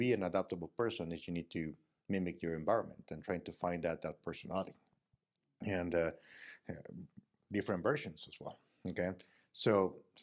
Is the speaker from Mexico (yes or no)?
yes; Mexico; I'm from Mexico